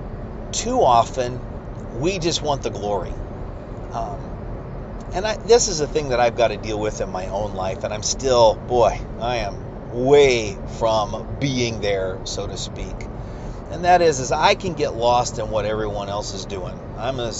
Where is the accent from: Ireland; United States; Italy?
United States; as American Christians